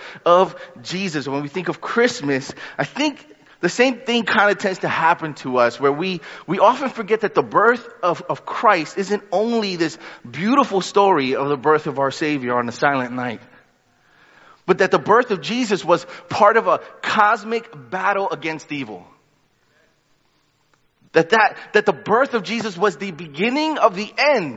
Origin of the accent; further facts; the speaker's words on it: New York, United States; I'm a New Yorker